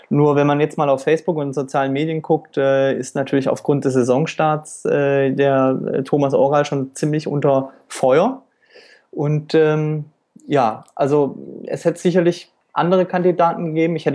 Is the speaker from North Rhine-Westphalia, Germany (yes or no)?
no; Baden-Württemberg, Germany; also born or lived in Franconia / Palatinate; Kindergarten in der Pfalz und dann äh, in äh, Nordwürttemberg in der Nähe von Heilbronn bin ich dann zur Schule gegangen und eigentlich aufgewachsen.